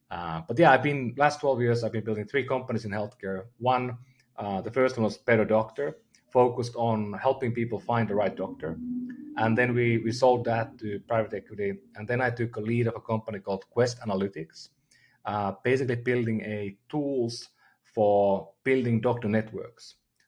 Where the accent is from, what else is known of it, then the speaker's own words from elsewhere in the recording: Finland; moved away as an adult; now in United States; I'm from Finland originally, been living in the Bay Area for the last 15 years.